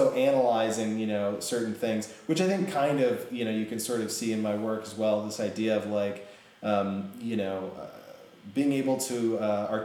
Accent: Iowa City, Iowa, United States; moved away; also born or lived in Issaquah, Washington / San Francisco; most of my childhood, from around fourth grade to when I graduated high school, was in Iowa City

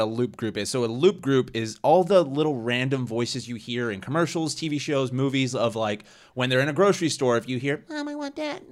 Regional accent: San Antonio, Texas, United States; moved away as an adult; I'm from San Antonio, Texas. Like, five years ago when I moved out here

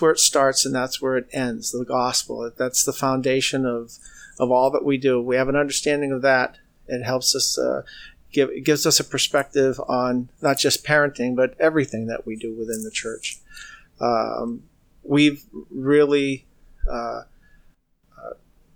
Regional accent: New England, United States; moved away as an adult; now in California, United States; Originally, we came from the New England area.

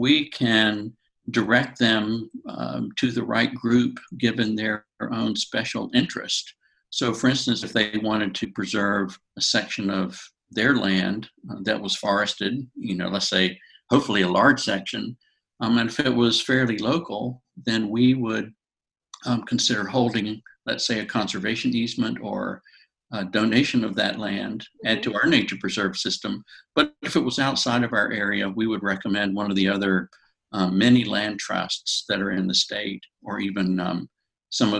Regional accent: North Carolina, United States; I'm from North Carolina and I've lived in different areas of the state

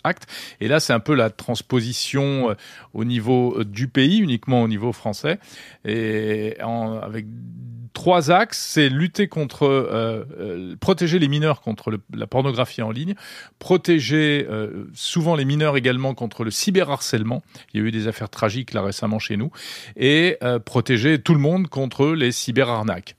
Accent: France; Chez nous, en France.

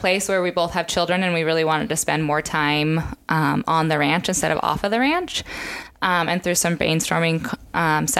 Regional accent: Southwest Montana, United States; moved away as an adult; also born or lived in Three Forks, Montana; now in Nebraska, United States; So I was born and raised in Southwest Montana, a very beautiful part of the state. I grew up on a ranch there.

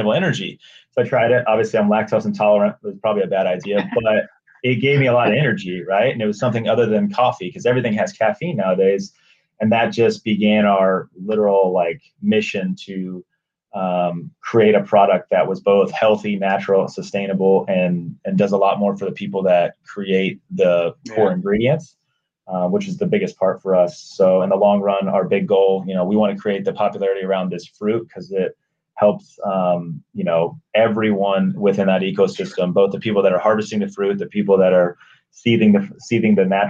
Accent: San Diego, California, United States; moved away as an adult; also born or lived in Los Angeles / Nebraska; I'm from San Diego originally.

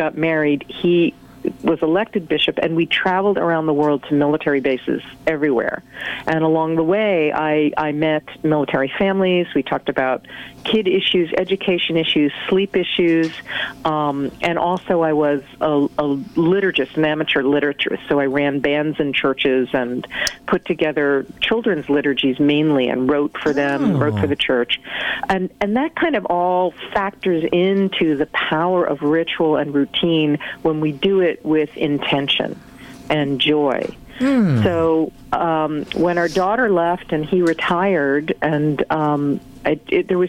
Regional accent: Hartford, Connecticut, United States; growing up in the Hartford area

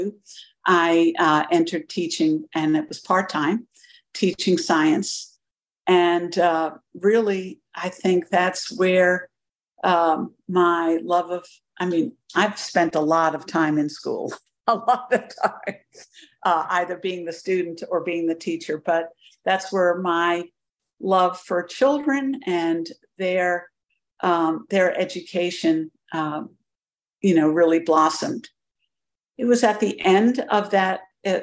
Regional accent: New York City, New York, United States; now in Augusta, United States; I'm a girl from Brooklyn

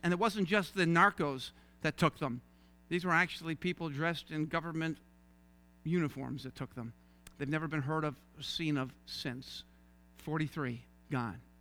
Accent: St. John's, Newfoundland and Labrador, Canada; accent: Newfie; moved away as an adult; also born or lived in Toronto; I was raised in Saint John's, Newfoundland

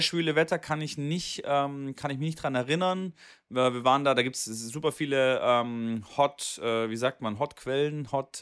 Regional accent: Swabia, Germany; da bin ich Schwabe

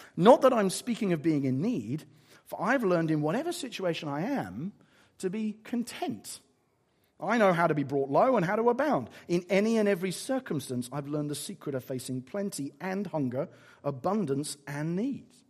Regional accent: England, United Kingdom; I'm quite English about it

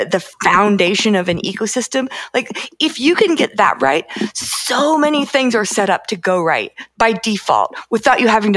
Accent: Idaho, United States; I grew up in Idaho

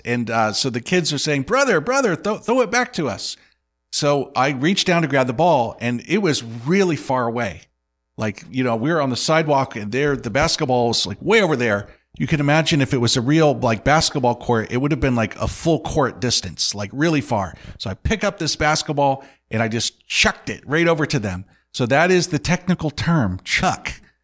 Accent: Indiana, United States; I grew up with the head coach of Purdue's, uh, basketball team

